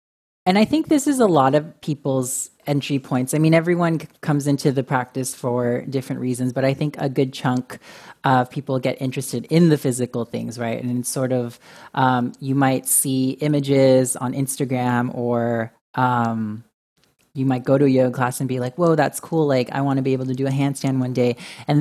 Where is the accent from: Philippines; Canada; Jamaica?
Philippines; as with my identity as Filipino, as male